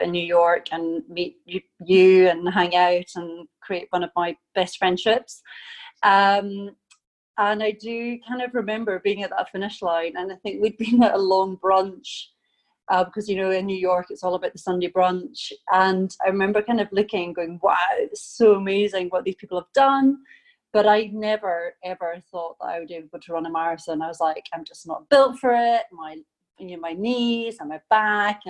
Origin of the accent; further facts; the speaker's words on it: Scotland, United Kingdom; moved away; I am originally from Scotland.